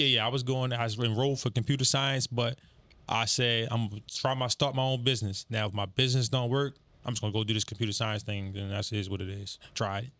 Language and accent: English; Baltimore, Maryland, United States; I'm from Baltimore, East Baltimore